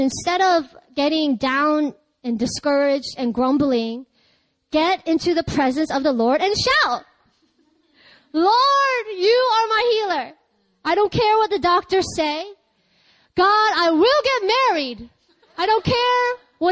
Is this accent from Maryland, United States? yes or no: yes; Ellicott City, Maryland, United States; in my hometown in Ellicott City, there's a lot of Korean people